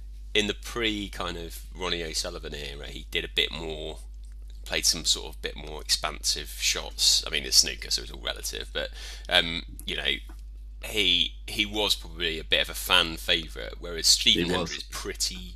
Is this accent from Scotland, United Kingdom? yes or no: no; Aldershot, South East England, United Kingdom; my hometown, Aldershot.